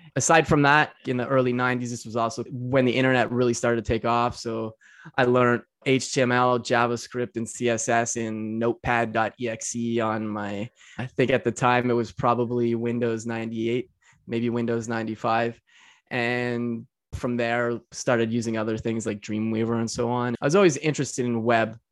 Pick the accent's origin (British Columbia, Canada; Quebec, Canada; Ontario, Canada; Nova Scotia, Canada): Quebec, Canada; Montreal; I'm from Montreal, Quebec, Canada, so East Coast of Canada